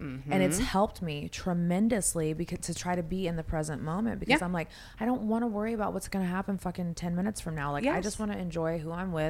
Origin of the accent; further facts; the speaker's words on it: Houston, Texas, United States; I'm from Houston.